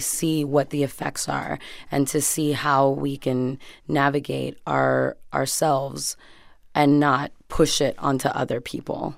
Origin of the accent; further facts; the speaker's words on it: Hialeah, Florida, United States; moved away as an adult; now in Los Angeles, United States; we grew up in Hialeah